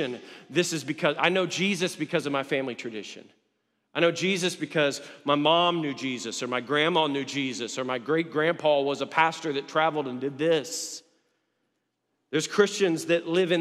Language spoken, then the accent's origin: English; Atlanta, Georgia, United States; I'm from Atlanta